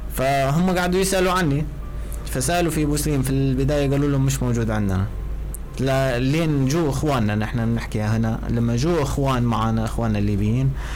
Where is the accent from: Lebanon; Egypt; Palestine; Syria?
Syria; moved away as an adult; now in Libya; أنا كسوري موجود